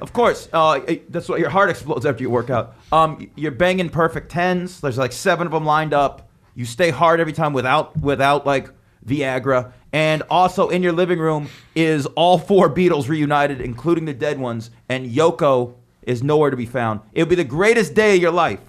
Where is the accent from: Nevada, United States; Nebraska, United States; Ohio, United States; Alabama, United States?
Nevada, United States; Las Vegas; now in New York, United States; growing up in Vegas